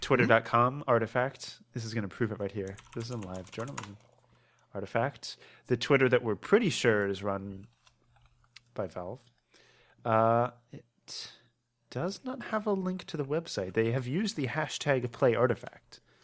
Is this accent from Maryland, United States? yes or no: yes; Maryland, United States; now in Pennsylvania, United States; I'm from Maryland